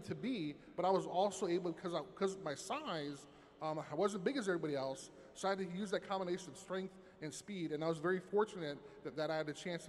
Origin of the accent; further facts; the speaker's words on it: Chicago, Illinois, United States; Growing up in Chicago